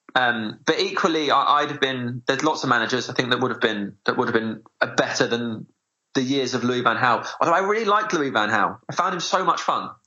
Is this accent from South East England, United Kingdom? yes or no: yes; South East Kent, South East England, United Kingdom; I grew up in South East Kent